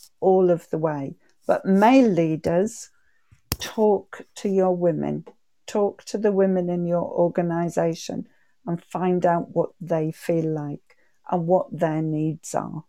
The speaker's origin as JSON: {"language": "English", "area": "the North East", "region": "North East England", "country": "United Kingdom", "said": "I'm from the Northeast, and we say shy bairns get nowt."}